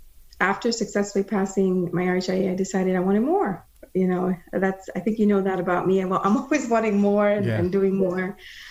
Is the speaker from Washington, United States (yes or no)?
no; Florida, United States; also born or lived in Guyana; I wasn't born in the US. I was born in Guyana in South America. And as an immigrant, I was about 8 years old when we migrated over to the US, Florida, and decided that we went to school here, me and my sisters